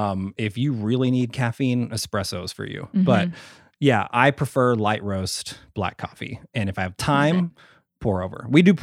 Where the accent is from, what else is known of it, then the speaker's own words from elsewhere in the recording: Sherman, Texas, United States; born there; I'm in a really small town in like North Texas where I was born. I was born in Sherman, Texas.